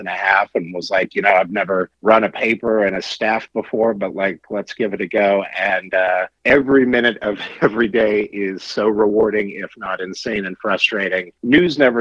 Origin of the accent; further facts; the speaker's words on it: Salina, Kansas, United States; also born or lived in Los Angeles, California; now in Kansas City, United States; I grew up in Salina, Kansas, right in the middle of Kansas